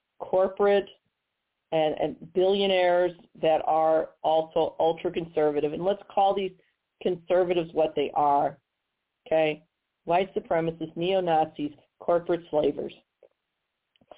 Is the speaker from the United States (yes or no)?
yes; Missouri, United States; Here in Missouri, my home state